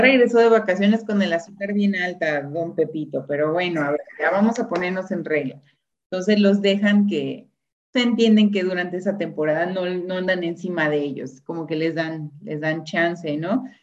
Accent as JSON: {"language": "Spanish", "country": "Mexico", "said": "somos mexicanos"}